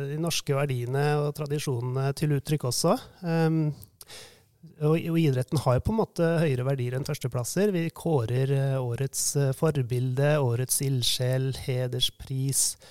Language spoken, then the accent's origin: Norwegian; Hamar, Innlandet, Norway; Jeg vokste jo opp her på Hamar